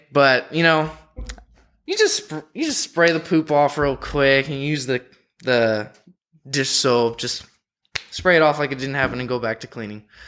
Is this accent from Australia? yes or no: no; San Diego, California, United States; moved away; I'm from San Diego